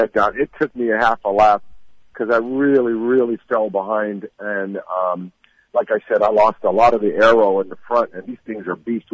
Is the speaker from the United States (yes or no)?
yes; Los Angeles, California, United States; I'm a West Coast boy, I'm from Hollywood, California